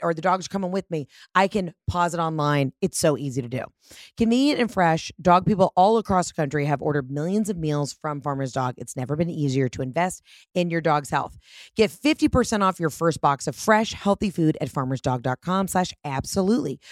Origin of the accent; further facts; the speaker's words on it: Georgia, United States; I'm from Georgia